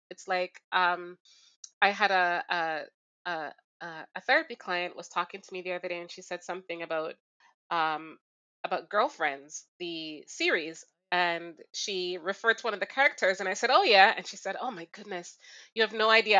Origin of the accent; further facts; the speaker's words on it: Jamaica; now in Toronto, Canada; I grew up in Jamaica